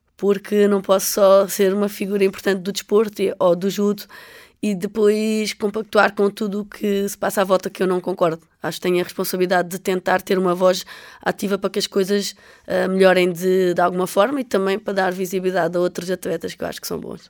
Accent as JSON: {"language": "Portuguese", "town": "Almada", "region": "Lisbon", "country": "Portugal", "tie": "born or raised there", "said": "eu cresci, eu nasci em Lisboa, uh, nasci em Almada, portanto estava muitas vezes na costa da Caparica"}